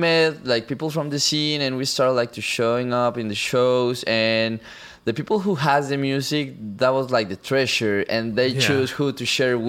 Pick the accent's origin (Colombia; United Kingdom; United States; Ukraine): Colombia